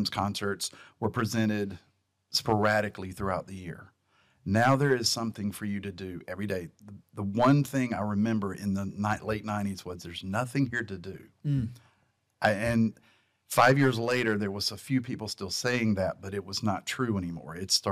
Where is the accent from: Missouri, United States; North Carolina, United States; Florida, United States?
North Carolina, United States; Eastern; also born or lived in Washington, D.C.; now in Southern Pines, United States; I'm from North Carolina, Eastern North Carolina